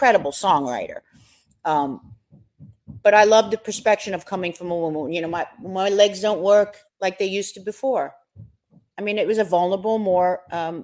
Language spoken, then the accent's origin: English; New York, United States; raised in the streets of New York like me